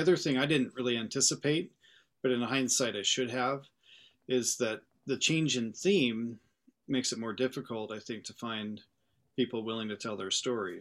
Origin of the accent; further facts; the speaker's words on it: Montana, United States; moved away as an adult; now in Iowa, United States; I'm from Montana, from the Mountain West, kinda West Coast Association